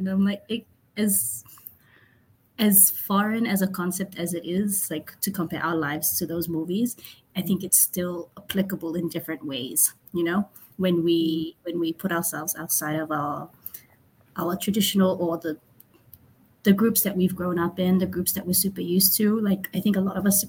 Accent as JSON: {"language": "English", "country": "Samoa", "tie": "born or raised there", "also_born_or_lived": "Vanuatu", "moved": "as an adult", "lives_now": "New York, United States", "said": "I'm from Samoa. I hail from the villages of Lano, Salavalu, Lewa, and Tauese. I grew up in Samoa, worked in Samoa"}